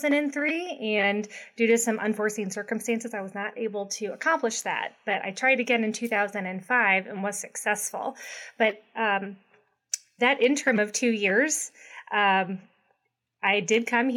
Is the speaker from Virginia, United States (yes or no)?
no; St. Louis, Missouri, United States; also born or lived in California / Ohio; now in Kansas City, United States; I'm actually from St. Louis originally